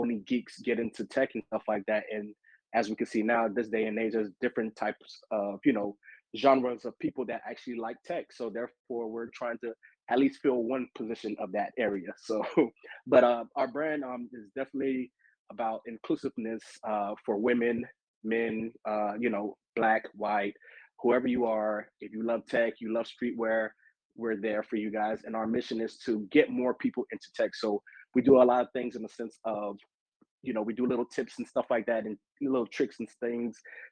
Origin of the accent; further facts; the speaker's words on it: Miami, Florida, United States; moved away as an adult; now in Atlanta, United States; I am originally from Miami, Florida. I just recently moved a couple of years ago to Atlanta, Georgia